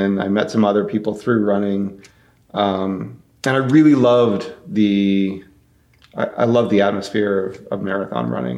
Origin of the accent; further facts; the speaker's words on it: United States; being an outsider, being an American, going to South Africa